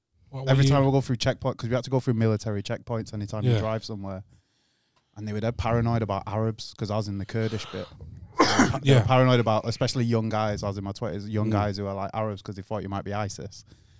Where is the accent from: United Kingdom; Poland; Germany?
United Kingdom; England